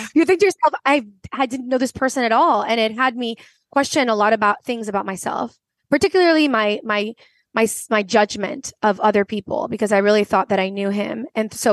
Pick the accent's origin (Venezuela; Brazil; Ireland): Venezuela; also born or lived in United States / France; I am originally from Venezuela. I grew up in between three continents, the Venezuela, South America, the United States, and France.